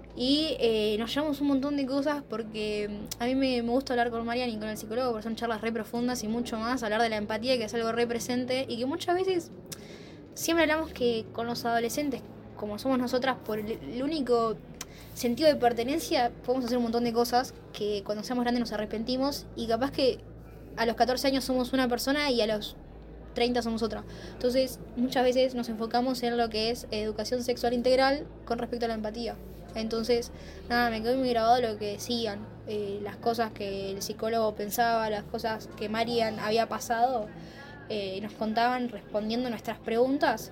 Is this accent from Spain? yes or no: no; Campana, Buenos Aires Province, Argentina; de Campana